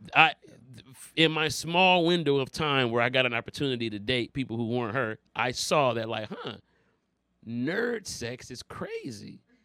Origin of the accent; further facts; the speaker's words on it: Detroit, Michigan, United States; also born or lived in Los Angeles; I'm from Detroit